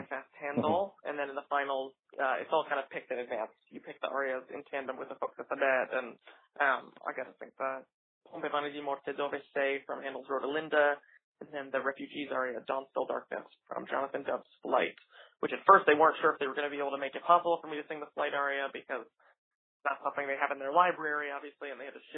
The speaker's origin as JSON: {"language": "English", "region": "New York", "country": "United States", "tie": "born or raised there", "said": "my hometown opera house"}